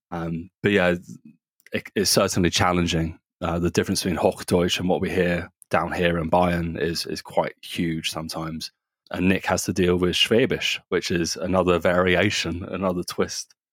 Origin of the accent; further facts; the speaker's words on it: Surrey and Sussex, South East England, United Kingdom; accent: southerner; moved away as an adult; also born or lived in Germany; now in Nuremberg, Germany; I was actually born in Germany, and then I grew up in Surrey and Sussex, uh, which is south of London.